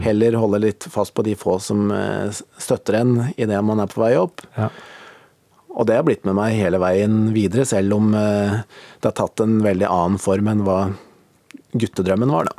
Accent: Valset, Innlandet, Norway; jeg vokste opp på Hedmarken i ei bitte lita bygd som heter Valset

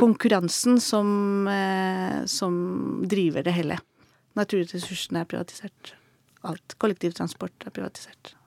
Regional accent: Chile; now in Norway; jeg vokste opp i Chile

